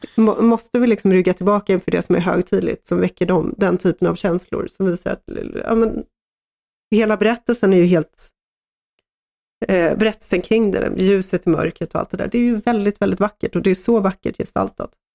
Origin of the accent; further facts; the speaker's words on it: Sweden; som svensk